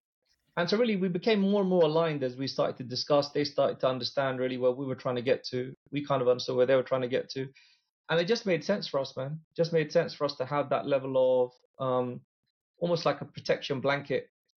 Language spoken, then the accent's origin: English; England, United Kingdom; dealt with throughout the whole period were all people like us, man. They were all like from the UK, born and brought up in England.